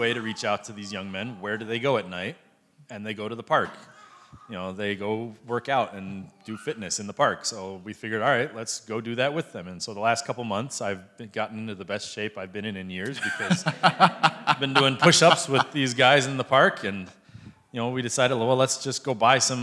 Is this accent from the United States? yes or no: yes; United States; now in Cambodia; me as an American who has more money than they